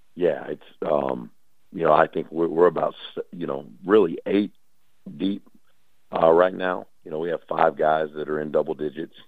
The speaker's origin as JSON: {"language": "English", "area": "Dallas Fort Worth area", "region": "Texas", "country": "United States", "also_born_or_lived": "Talladega, Alabama", "moved": "as an adult", "lives_now": "Langston, United States", "said": "I'm from the Dallas Fort Worth area."}